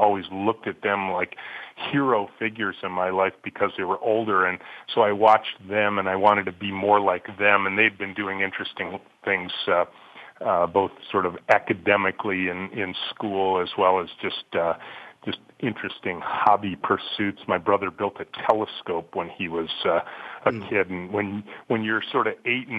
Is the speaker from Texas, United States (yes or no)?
no; Macomb County, Michigan, United States; I grew up in Macomb County, just north of Detroit, Chippewa Valley High School grad